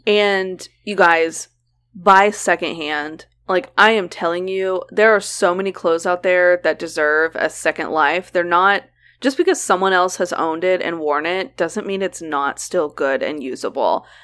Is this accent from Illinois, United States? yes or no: no; Oklahoma, United States; we grew up in Oklahoma